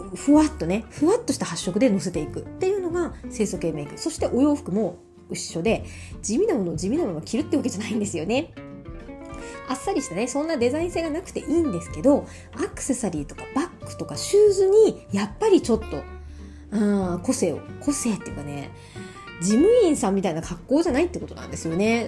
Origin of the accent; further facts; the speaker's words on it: Miyazaki, Japan; moved away as an adult; also born or lived in Ibaraki / Tokyo; 私宮崎から上京してる組なので